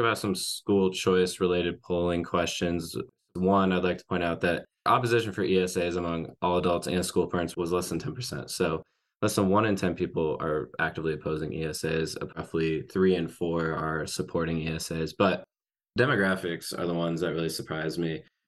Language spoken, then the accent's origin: English; Arkansas, United States; my home state of Arkansas